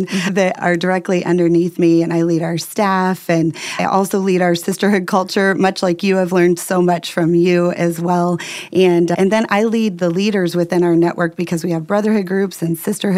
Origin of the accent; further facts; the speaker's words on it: Indiana, United States; moved away as an adult; also born or lived in Southwest Florida; now in Florida, United States; We moved from Indiana, the only home we had ever known, packed up our Ryder truck and our 18-month-old son and moved to Southwest Florida